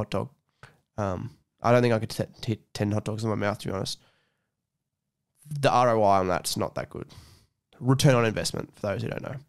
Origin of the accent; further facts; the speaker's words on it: Mudgee, New South Wales, Australia; Every time I come from Mudgee to Scone, I bring a bottle of water with me and I drink it on the way